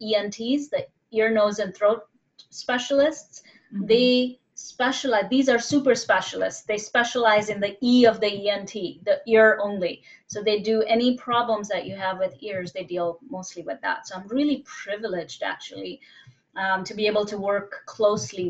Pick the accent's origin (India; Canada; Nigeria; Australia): India; moved away; also born or lived in Bombay; I'm originally from India